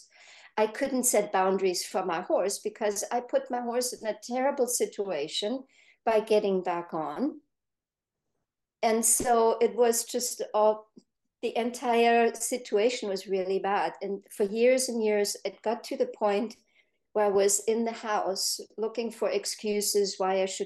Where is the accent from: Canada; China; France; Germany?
Germany; now in United States; now I'm in the US, I grew up in Germany